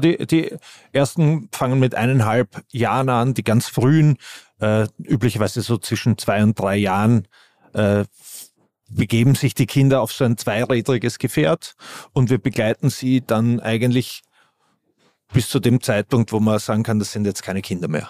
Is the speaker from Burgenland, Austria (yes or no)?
no; Vienna, Austria; Ich bin Wiener